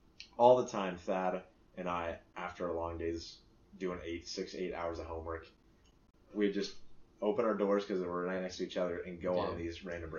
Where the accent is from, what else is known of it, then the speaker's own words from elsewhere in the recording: United States; I'm Japanese, a quarter. And I'm also from America